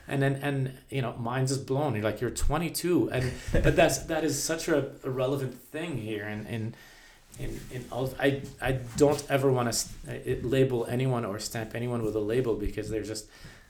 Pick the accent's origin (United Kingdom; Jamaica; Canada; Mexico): Canada; Ottawa, Ontario; I came from Ottawa, and Ottawa is the opposite. Ottawa is very white collar, very government central, exactly.